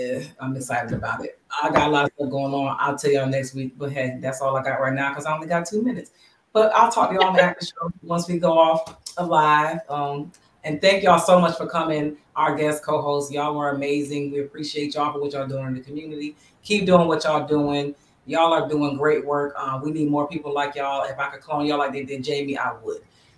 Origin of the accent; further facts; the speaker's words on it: Bristol, Pennsylvania, United States; my hometown, Bristol, Pennsylvania